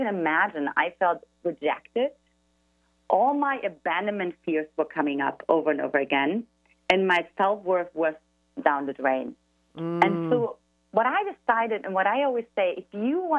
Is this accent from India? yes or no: no; eastern Germany, Germany; English is a second language; now in San Diego, United States; as the listeners can already detect from my accent, I'm originally from Eastern Germany, and I grew up in an emotionally absent household